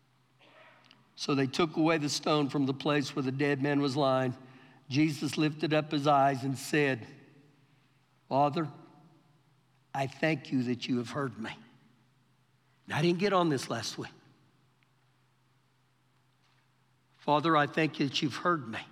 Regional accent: Oklahoma, United States; now in Lubbock, United States; we're from Oklahoma, I'm from Oklahoma.

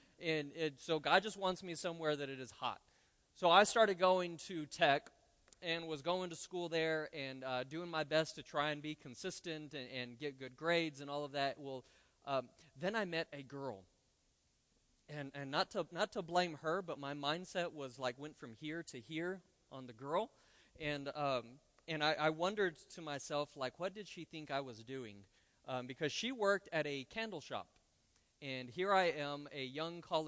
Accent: Roswell, New Mexico, United States; moved away as an adult; now in Lubbock, United States; I was born and raised in Roswell

